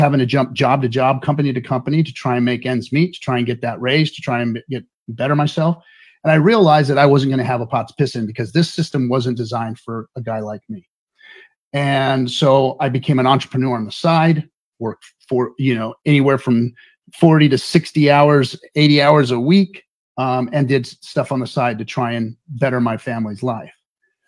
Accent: Inglewood, California, United States; I grew up in Inglewood, California, which is the hood

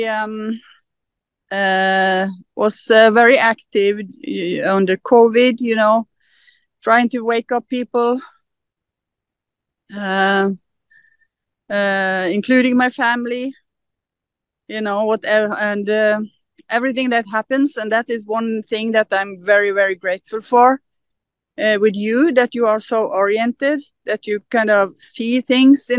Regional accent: Norway; English is a second language; I'm from Norway. I'm from Norway.

